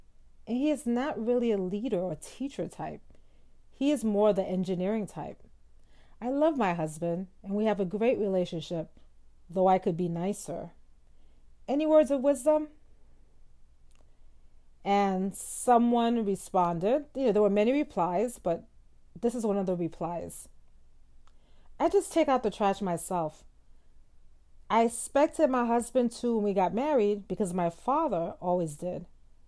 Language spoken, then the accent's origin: English; Southern United States, United States; I'm from the South, and it's almost as if women are trained to henpeck their husbands.